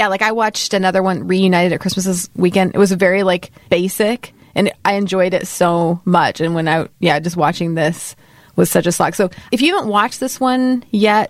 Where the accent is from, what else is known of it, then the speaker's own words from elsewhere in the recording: Texas, United States; moved away; I'm from Texas, but I'm not from the South.